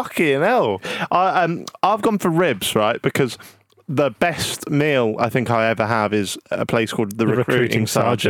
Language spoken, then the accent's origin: English; Norwich, East of England, United Kingdom; because we're from Norwich